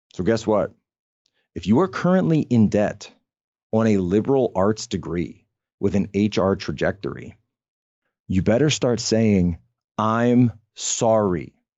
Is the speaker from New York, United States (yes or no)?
no; Pennsylvania, United States; my home state of Pennsylvania.